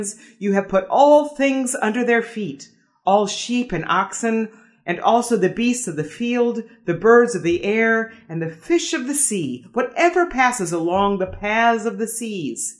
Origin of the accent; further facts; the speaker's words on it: Des Moines, Iowa, United States; moved away as an adult; now in Palm Springs, United States; come from Des Moines, Iowa, and was just living in Iowa for the last 5 years, caring for my parents